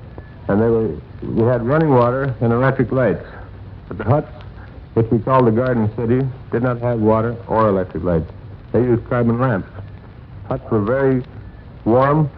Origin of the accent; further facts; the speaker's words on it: Calgary, Alberta, Canada; I come from Calgary, Alberta